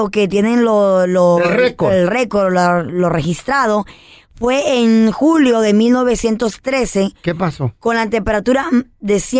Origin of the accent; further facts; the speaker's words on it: Houston, Texas, United States; nací, crecí en Houston, Texas, también siempre bien caliente.